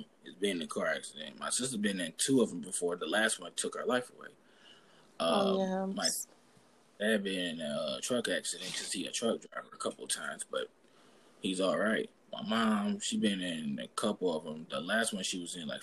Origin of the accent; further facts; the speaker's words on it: St. Louis, Missouri, United States; I'm from St. Louis